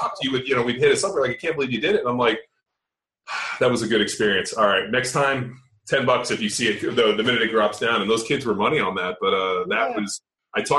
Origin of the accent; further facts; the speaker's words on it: California, United States; moved away as an adult; also born or lived in Philadelphia; I grew up in California and went to Berkeley